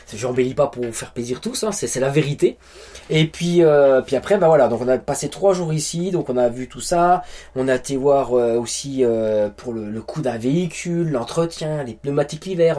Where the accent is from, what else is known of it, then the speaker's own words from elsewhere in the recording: France; moved away as an adult; now in New Brunswick, Canada; une ville proche de chez nous en France.